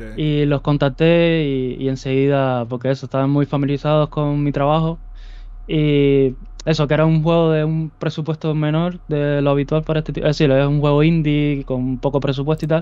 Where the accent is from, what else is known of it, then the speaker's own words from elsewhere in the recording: Cuba; moved away as an adult; now in Spain; soy originario de Cuba eh, y vine aquí a España ahora ya casi 10 años ya